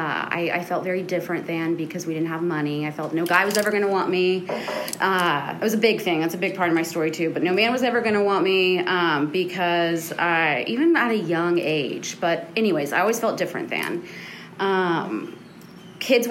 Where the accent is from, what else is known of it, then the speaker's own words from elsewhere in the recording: Houston, Texas, United States; I grew up in the Montrose in Houston